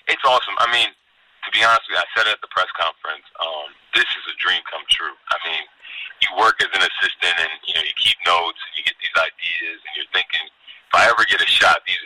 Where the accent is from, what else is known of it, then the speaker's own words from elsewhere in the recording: Amherst, Massachusetts, United States; moved away as an adult; now in Albany, United States; I grew up in Amherst, Massachusetts